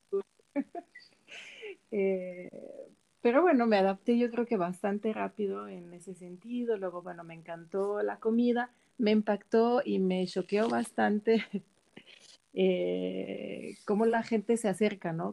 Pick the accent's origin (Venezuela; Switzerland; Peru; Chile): Switzerland; Spanish is a second language; moved away as an adult; also born or lived in Milan, Italy / Mexico City, Mexico; nací en Suiza, crecí en Suiza